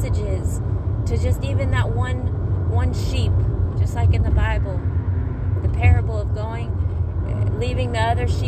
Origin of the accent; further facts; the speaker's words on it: Mississippi, United States; now in Florida, United States; Mississippi, y'all, my hometown.